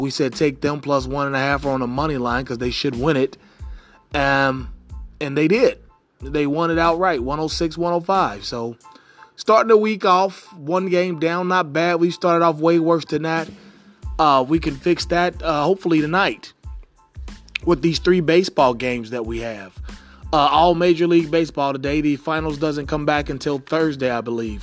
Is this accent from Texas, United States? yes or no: no; Cincinnati, Ohio, United States; my hometown team, the Cincinnati Redlegs